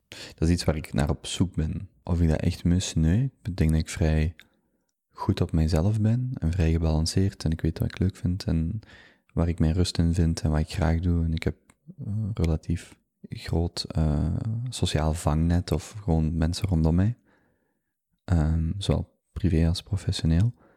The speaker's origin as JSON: {"language": "Dutch", "town": "Genk", "region": "Flanders", "country": "Belgium", "tie": "born or raised there", "moved": "as an adult", "lives_now": "Antwerp, Belgium", "said": "ik ben eigenlijk van Genk. Ik heb daar, uh, ben daar geboren, opgegroeid, tot en met mijn 25ste gewoond"}